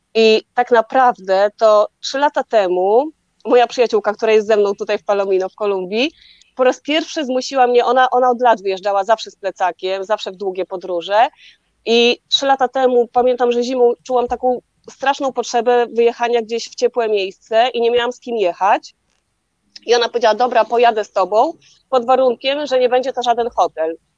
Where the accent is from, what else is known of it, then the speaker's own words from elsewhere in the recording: Poland; skąd jesteśmy, z Polski